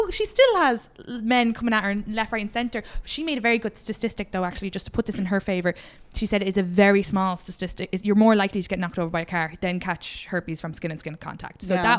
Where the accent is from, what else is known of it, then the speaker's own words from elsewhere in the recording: Ireland; now in United States; as an Irish woman